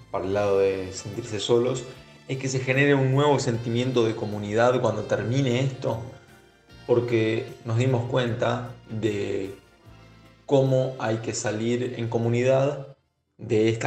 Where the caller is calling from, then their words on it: Buenos Aires, Argentina; Soy … de Colegiales.